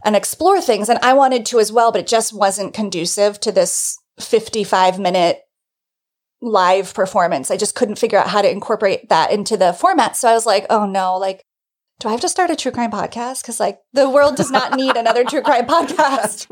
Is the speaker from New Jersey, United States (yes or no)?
yes; New Jersey, United States; moved away as an adult; now in New York, United States; I'm just a Northeast person. It's where I'm from. I'm from New Jersey. I've lived in New York my whole adult life